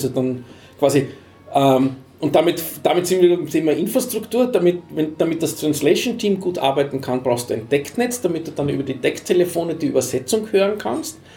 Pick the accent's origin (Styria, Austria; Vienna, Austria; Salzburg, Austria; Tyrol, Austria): Vienna, Austria; als Wiener